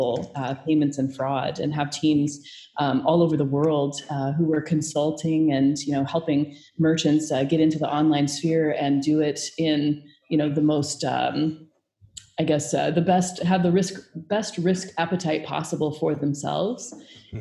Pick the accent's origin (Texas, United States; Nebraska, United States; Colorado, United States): Nebraska, United States; Omaha; I'm originally from Omaha, Nebraska.